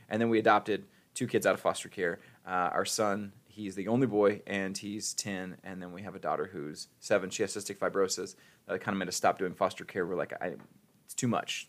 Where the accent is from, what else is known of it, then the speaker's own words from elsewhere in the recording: Ohio, United States; now in Missouri, United States; I'm from Ohio